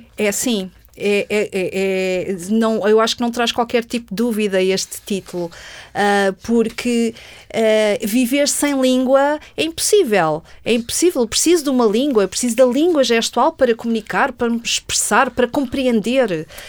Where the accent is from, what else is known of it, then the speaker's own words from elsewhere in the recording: Portugal; eu sou portuguesa